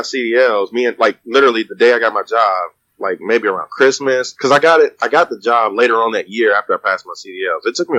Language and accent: English; Houston, Texas, United States; What country are you from? I'm from Texas.